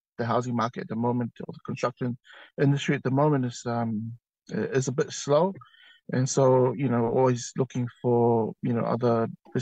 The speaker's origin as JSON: {"language": "English", "region": "Auckland", "country": "New Zealand", "moved": "yes", "lives_now": "Wellington, New Zealand", "said": "I'm originally from Auckland. I currently reside now in the windy Wellington."}